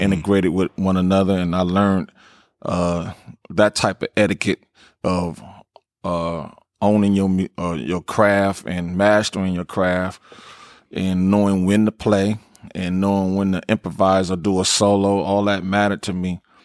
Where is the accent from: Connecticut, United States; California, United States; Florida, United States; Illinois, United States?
California, United States; Los Angeles; Slauson and Crenshaw definitely is, is my, is my home and foundation where I grew up as a kid